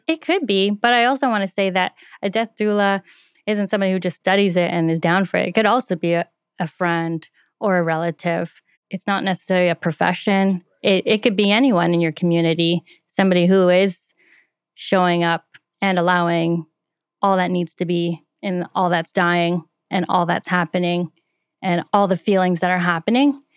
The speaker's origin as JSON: {"language": "English", "area": "just outside Toronto", "region": "Ontario", "country": "Canada", "moved": "yes"}